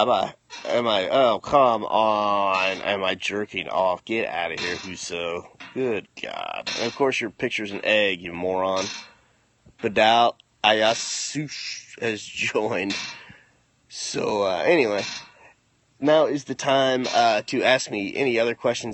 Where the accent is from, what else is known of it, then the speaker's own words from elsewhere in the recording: Missouri, United States; I am from Missouri